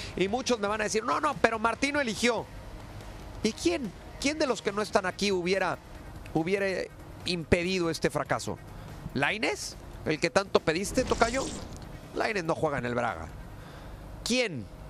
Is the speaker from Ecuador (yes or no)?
no; Mexico; yo primero soy mexicano